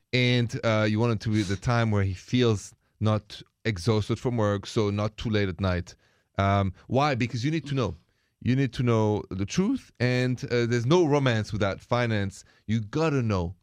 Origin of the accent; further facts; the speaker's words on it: France; moved away as an adult; now in United States; I'm from France